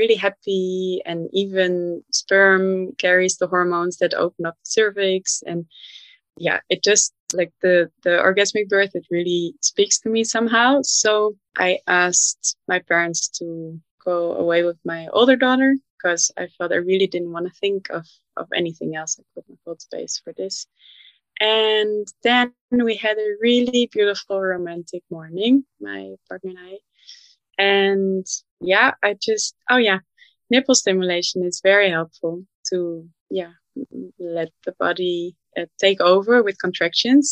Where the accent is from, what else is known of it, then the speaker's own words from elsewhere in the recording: Netherlands; moved away as an adult; now in Berlin, Germany; I'm from the Netherlands and we have a strong home birth culture